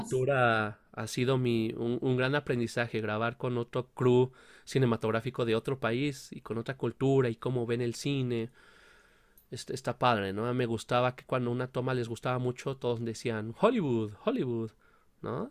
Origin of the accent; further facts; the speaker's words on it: Mexico; nosotros como mexicanos